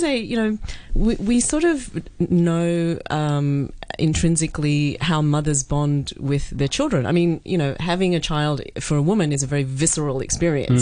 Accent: Australia; moved away; when I grew up in Australia

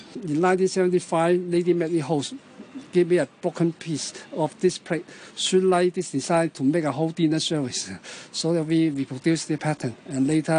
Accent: Guangzhou, Guangdong, China; We are originally from Canton, but now this kind of decoration is promoting very well in Canton, in Guangzhou.

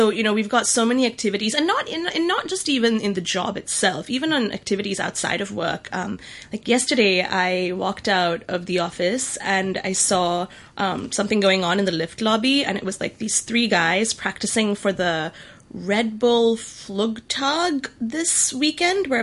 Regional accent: Singapore; moved away as an adult; also born or lived in Bay Area, California, United States; now in Hong Kong; I grew up in Singapore and I'm Tamil

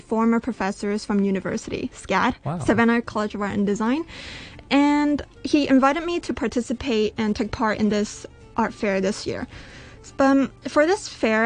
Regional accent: Canada; now in Hong Kong; I was born in Canada

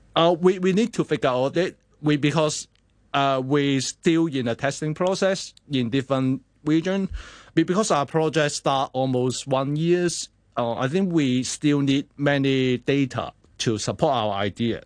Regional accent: Hong Kong; as a Hong Kongers

